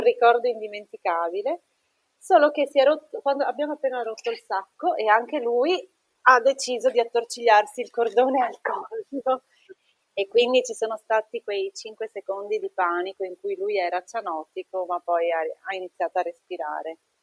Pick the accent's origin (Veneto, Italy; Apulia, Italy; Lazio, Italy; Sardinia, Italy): Veneto, Italy; Treviso; now in Trieste, Italy